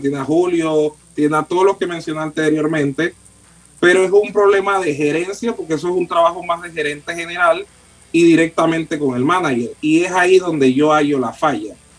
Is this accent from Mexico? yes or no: no; Panama; yo soy panameño